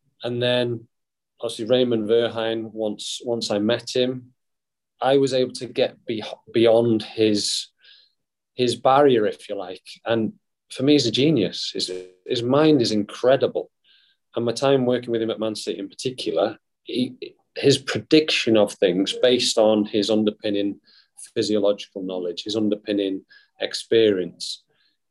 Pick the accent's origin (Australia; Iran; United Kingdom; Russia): United Kingdom; Wales; being from my hometown, being Welsh